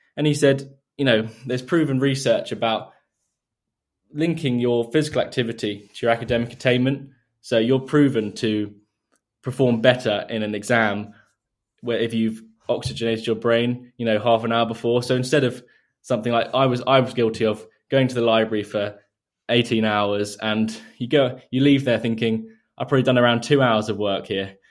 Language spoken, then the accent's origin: English; Surrey, South East England, United Kingdom; recently moved around ten minutes away from where I grew up, so I've always been in the, the same area